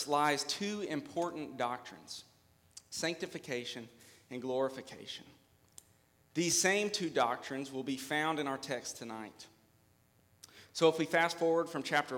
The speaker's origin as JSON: {"language": "English", "town": "Hopkinsville", "region": "Kentucky", "country": "United States", "tie": "born or raised there", "also_born_or_lived": "Trenton, Kentucky", "lives_now": "Clarksville, United States", "said": "I am from Hopkinsville, Kentucky, born and raised"}